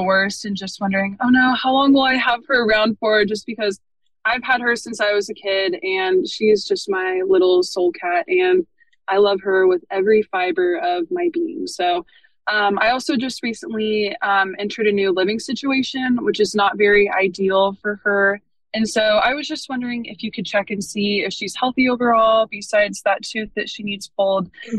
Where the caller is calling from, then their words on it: Pensacola, Florida, United States; But I am calling from Pensacola, Florida.